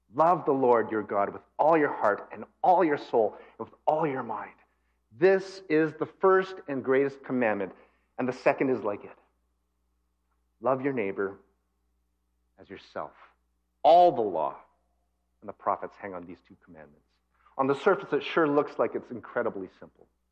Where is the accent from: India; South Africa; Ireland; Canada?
Canada; Calgary, Alberta; moved away; also born or lived in Japan / West Coast of Canada; I was born here, I was born in Calgary, so I'm actually a prairie boy. Although I've lived in other countries like Japan, I've lived on the West Coast